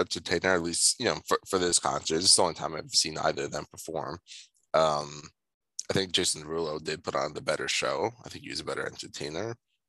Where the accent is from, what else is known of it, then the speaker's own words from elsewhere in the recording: Long Island, New York, United States; So I'm from Long Island.